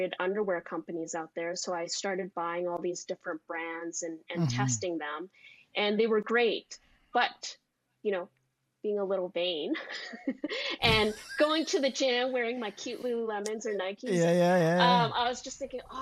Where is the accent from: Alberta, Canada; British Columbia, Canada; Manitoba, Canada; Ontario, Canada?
British Columbia, Canada; Vancouver; also born or lived in Maui; Born and raised in Vancouver.